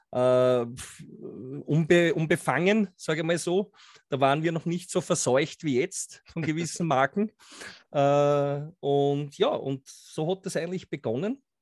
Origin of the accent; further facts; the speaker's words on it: Austria; Äh, ich komme aus Österreich, ist ja, wie du sagst, nicht zu überhören.